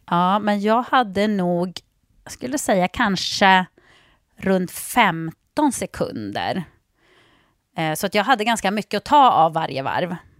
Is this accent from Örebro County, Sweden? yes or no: no; Jokkmokk, Norrbotten County, Sweden; jag är uppväxt i Jokkmokk.